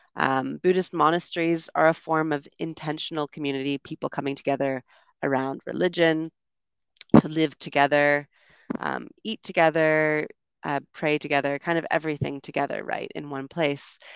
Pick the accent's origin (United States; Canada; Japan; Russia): Canada; moved away as an adult; also born or lived in United Kingdom; I'm from Canada originally